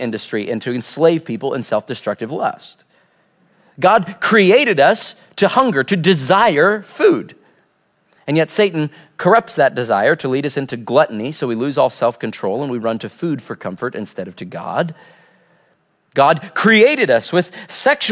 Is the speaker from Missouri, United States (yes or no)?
yes; Southwest Missouri, United States; growing up in Southwest Missouri